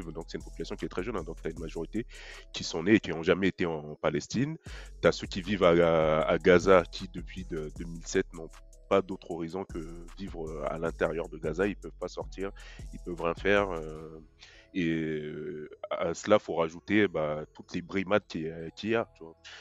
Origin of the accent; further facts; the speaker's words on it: Mali; je suis malien